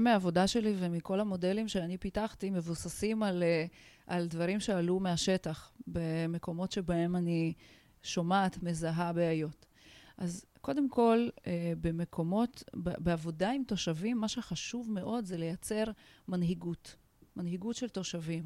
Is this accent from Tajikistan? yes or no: yes; Tajikistan; Hebrew is a second language; now in Israel; אני עולה חדשה, בוכרית, עליתי מטאג'יקיסטן. גדלתי במדינה שבה הייתי זרה